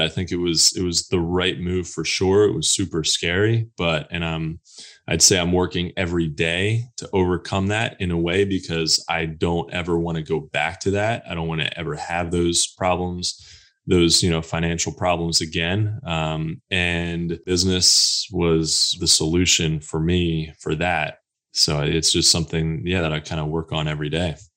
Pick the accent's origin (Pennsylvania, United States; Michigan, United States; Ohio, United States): Pennsylvania, United States; also born or lived in Texas; now in North Carolina, United States; I'm originally from Pennsylvania and, uh, lived in Texas a little bit. And now I'm here in North Carolina